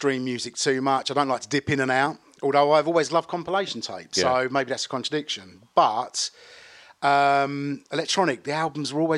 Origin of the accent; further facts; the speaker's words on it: Basildon, East of England, United Kingdom; I grew up in Basildon.